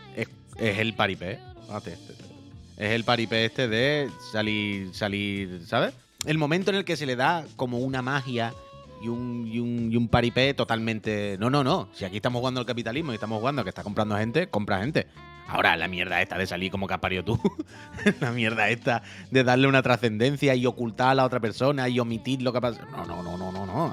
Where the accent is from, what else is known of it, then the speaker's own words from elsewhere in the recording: Spain; Yo soy español